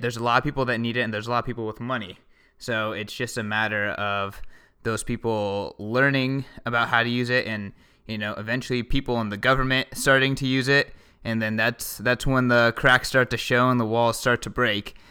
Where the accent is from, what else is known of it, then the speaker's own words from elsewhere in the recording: United States; I'm American